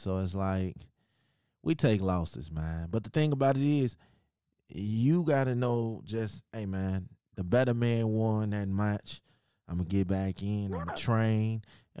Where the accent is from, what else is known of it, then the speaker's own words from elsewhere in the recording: Chicago, Illinois, United States; yes, I'm from Chicago. I'm in Chicago right now as we speak.